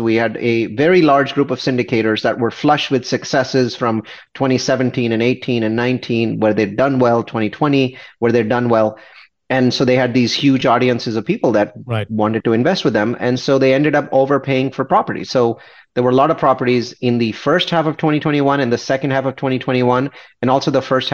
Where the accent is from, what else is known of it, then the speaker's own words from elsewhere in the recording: India; I'm an Indian. I have this very conservative Indian mentality